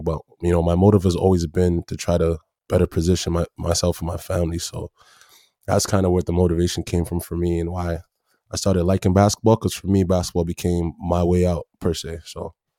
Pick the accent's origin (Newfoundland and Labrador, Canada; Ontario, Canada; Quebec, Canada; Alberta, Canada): Ontario, Canada; Brampton; also born or lived in Toronto / Tennessee; when I moved to Brampton